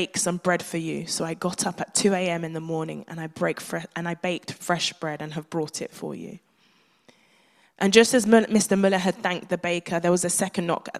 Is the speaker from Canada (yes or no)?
no; Nigeria; being a Nigerian child